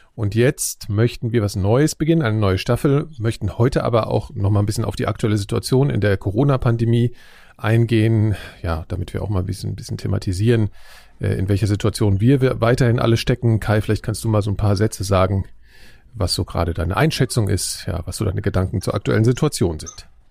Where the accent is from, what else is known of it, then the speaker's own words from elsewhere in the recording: Frankfurt am Main, Hesse, Germany; moved away; in meiner Heimatstadt äh, Frankfurt am Main